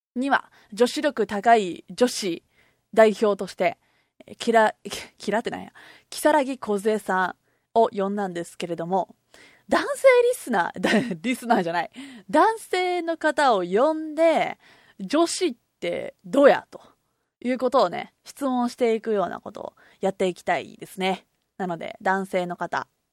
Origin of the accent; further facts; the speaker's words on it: Kobe, Hyogo, Japan; 私神戸出身で今神戸に住んでるんですけれども